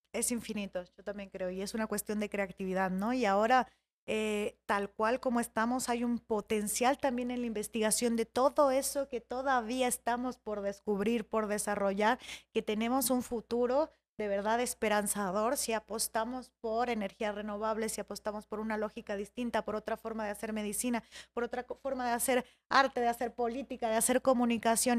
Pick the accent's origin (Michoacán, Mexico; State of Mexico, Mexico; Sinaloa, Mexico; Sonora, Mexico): Michoacán, Mexico; now in Mexico City, Mexico; en Michoacán, de donde yo soy, que es esa zona del lago de Pátzcuaro